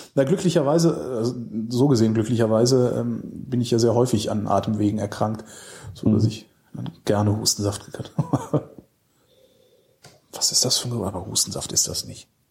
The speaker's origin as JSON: {"language": "German", "town": "Weilerswist", "region": "North Rhine-Westphalia", "country": "Germany", "tie": "born or raised there", "also_born_or_lived": "Cologne", "said": "ich bin im Ort auch groß geworden als Kind, der, der hieß Weilers Wist."}